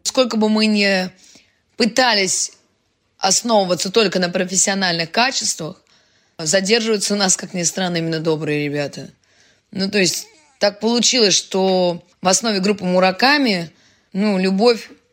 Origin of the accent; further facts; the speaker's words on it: Saint Petersburg, Russia; now in Kazan, Russia; я же родилась в Ленинграде